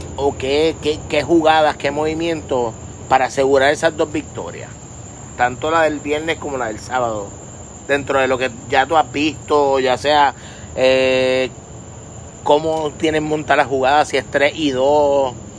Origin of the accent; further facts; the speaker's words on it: Puerto Rico; un puertorriqueño